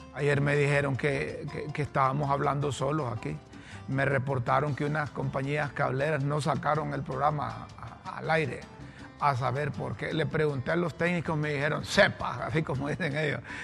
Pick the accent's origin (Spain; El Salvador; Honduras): Honduras; como buenos hondureños